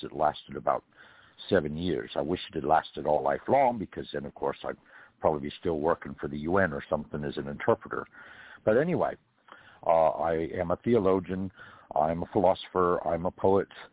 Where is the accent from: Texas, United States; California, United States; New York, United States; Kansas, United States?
California, United States; now in Georgia, United States; I'm from California originally